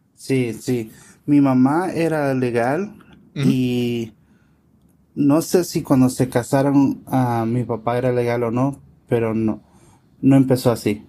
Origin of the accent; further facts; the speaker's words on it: California, United States; yo nací en los Estados Unidos, en California.